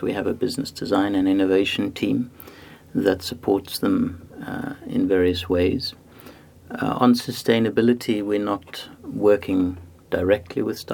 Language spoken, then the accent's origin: English; Zimbabwe; also born or lived in South Africa / Cambridge, United Kingdom; now in Antwerp, Belgium; And I was born in Africa, in Zimbabwe. I grew up there, and then South Africa.